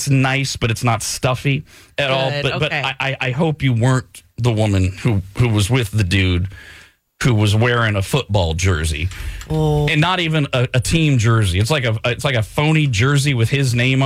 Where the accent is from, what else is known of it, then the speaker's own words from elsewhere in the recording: East Bay, California, United States; where I grew up in the East Bay